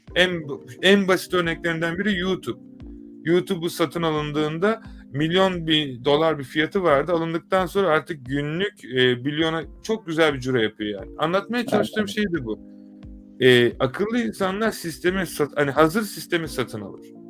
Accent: Turkey; bir Türk olarak

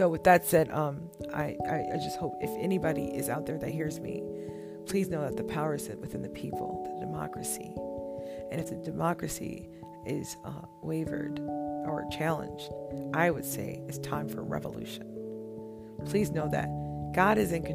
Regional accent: United States; as an African-American woman

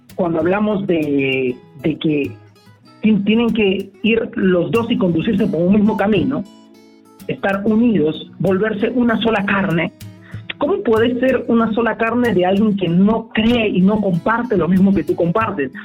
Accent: Peru

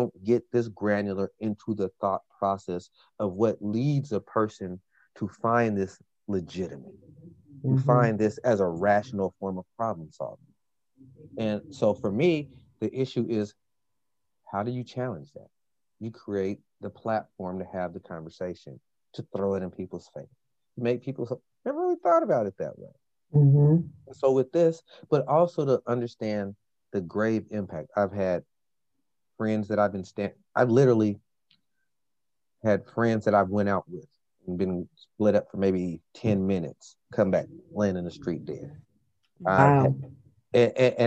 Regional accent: Portland, Oregon, United States; growing up in Portland

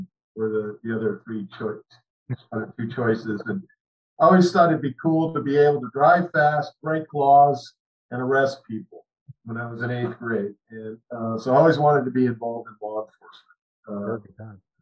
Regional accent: Tacoma, Washington, United States; also born or lived in Montana; I was born in Tacoma. My parents went back to Montana, where my dad was originally from. And then when I came back, in this area when I was in first grade and lived here pretty much ever since. I went to South Kitsap High School

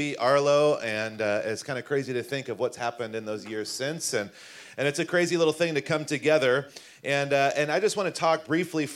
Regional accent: the East Coast, kind of in the South, United States; moved away; I grew up in the East Coast, kind of in the South

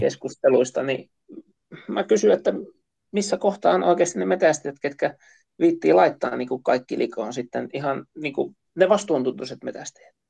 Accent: Central Finland, Finland; meillä Keski-Suomessa

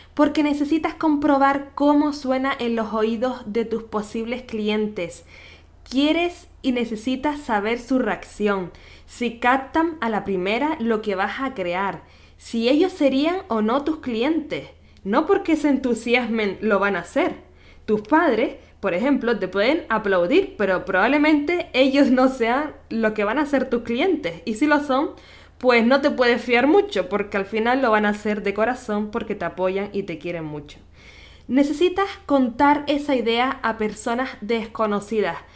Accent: Canary Islands, Spain; nacida en Canarias

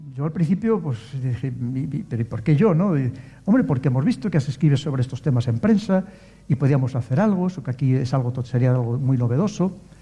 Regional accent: León, Castile and León, Spain; Yo como soy de León

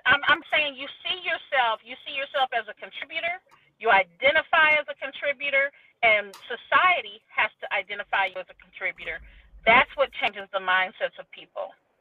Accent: Wyoming, Ohio, United States; also born or lived in Middletown, Ohio; I actually was born and raised in a small city. Uh, really, it's not even a city, it's a village in in um, Cincinnati called Wyoming

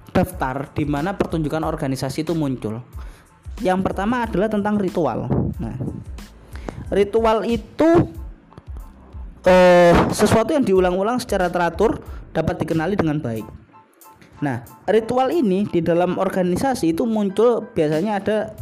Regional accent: Surabaya, East Java, Indonesia; di kampung saya, di Jawa Timur, di kampung saya, di Surabaya

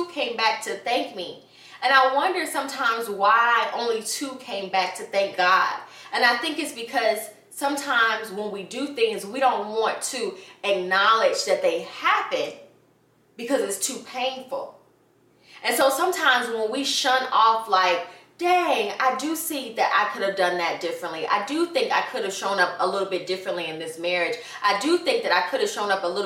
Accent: Atlanta, Georgia, United States; I grew up in Atlanta

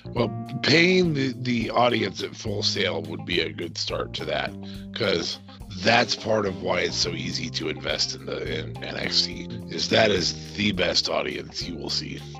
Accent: Nebraska, United States; we are from Nebraska

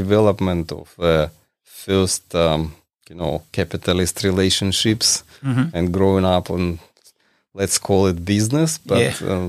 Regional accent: Ukraine; now in Australia; technically, I'm from Soviet Union, and I'm from the generation who observed all these transformations

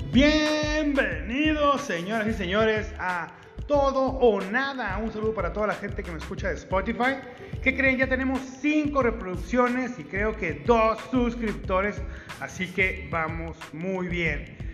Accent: Ciudad Juárez, Chihuahua, Mexico; soy de Ciudad Juárez, Chihuahua

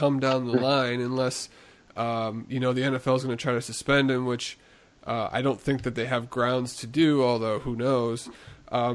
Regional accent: Chicago, Illinois, United States; my hometown Chicago Bear team

